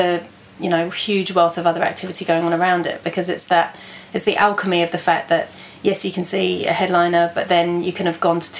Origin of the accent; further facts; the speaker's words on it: near Brighton, South East England, United Kingdom; moved away as an adult; now in Wellington, New Zealand; I grew up near Brighton in the southeast of England.